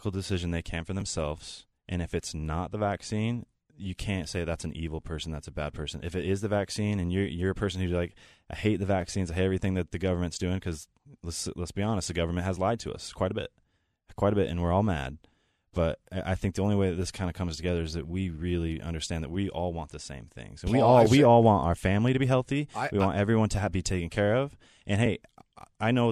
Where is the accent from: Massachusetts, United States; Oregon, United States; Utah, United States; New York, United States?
Utah, United States; I'm from Utah, too